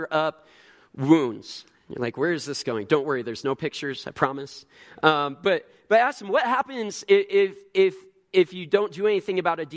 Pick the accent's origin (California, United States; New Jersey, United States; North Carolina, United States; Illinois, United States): Illinois, United States; now in Tempe, United States; Growing up in Illinois